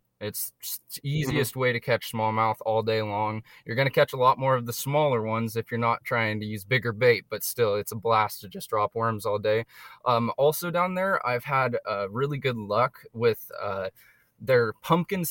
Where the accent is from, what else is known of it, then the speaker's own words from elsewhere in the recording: Eugene, Oregon, United States; I grew up in West Eugene